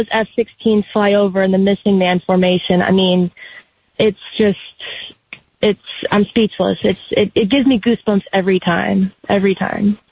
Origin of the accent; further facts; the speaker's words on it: Kill Devil Hills, North Carolina, United States; I'm from the Outer Banks, North Carolina, in a town called, Kill, called Kill Devil Hills